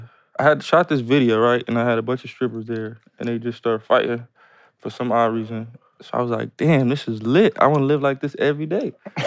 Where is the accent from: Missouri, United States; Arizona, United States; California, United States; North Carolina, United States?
California, United States; Los Angeles; Local, L.A.